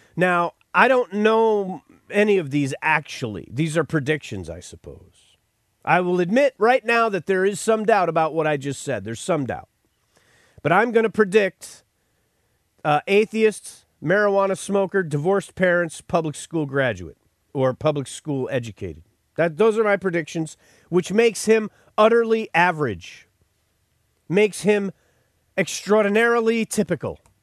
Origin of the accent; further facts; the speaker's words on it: Buffalo, New York, United States; moved away; I was born in Buffalo. I lived in Buffalo for a short time. I've been to Buffalo plenty. And I remember growing up in Buffalo